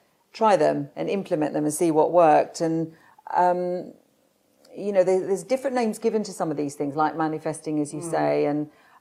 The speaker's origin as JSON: {"language": "English", "region": "London", "country": "United Kingdom", "tie": "born or raised there", "said": "I was born in South London and to a normal family."}